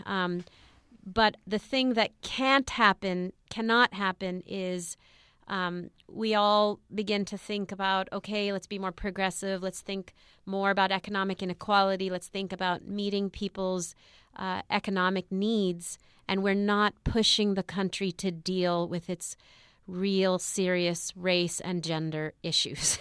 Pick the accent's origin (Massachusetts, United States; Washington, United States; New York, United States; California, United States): California, United States; Los Angeles; I grew up in East L A, um, east of East L